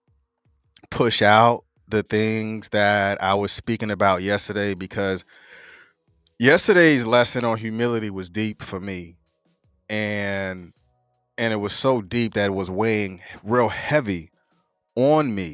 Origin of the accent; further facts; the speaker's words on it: North Carolina, United States; I'm from North Carolina. You know, we say things just a little bit different.